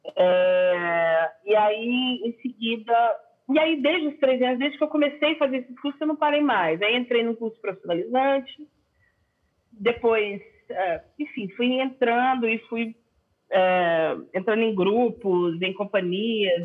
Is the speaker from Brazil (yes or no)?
yes; Belo Horizonte, Minas Gerais, Brazil; now in São Paulo, Brazil; eu sou a única, é, a única que nasceu em Belo Horizonte mesmo. Hum. Então, eu sou super daqui